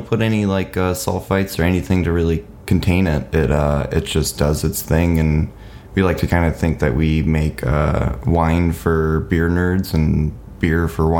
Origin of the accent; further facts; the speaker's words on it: Watervliet, Michigan, United States; moved away as an adult; now in Grand Rapids, United States; my hometown called Arclight in Waterville, Michigan.